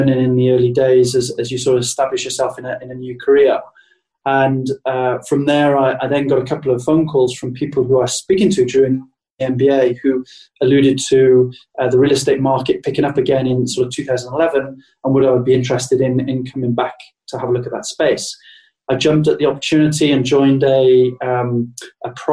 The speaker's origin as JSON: {"language": "English", "country": "United Kingdom", "said": "to be 6 months in New York as a Brit"}